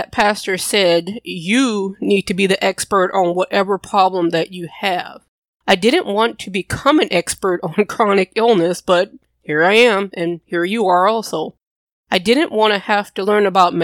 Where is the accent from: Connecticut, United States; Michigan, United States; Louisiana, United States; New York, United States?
Louisiana, United States; I'm from Louisiana